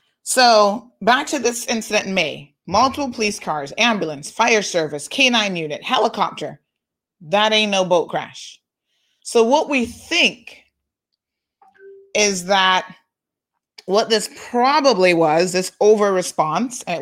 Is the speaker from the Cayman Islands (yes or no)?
yes; Cayman Islands